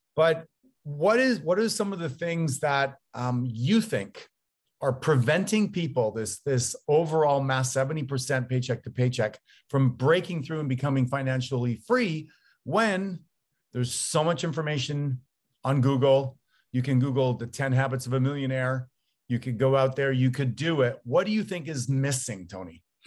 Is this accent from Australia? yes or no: no; Canada; now in United States; I'm Canadian, although I live down here in the States